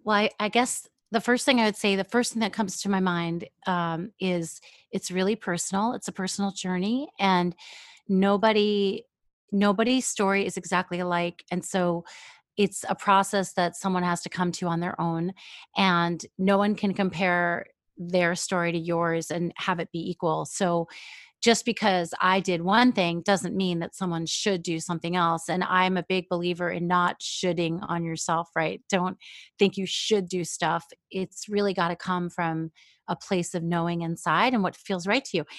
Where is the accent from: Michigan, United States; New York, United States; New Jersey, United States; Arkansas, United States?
New York, United States; also born or lived in Israel; now in Seattle, United States; in New York, I lived for a long time where there was a lot of Jewish people, but also my elementary school was a melting pot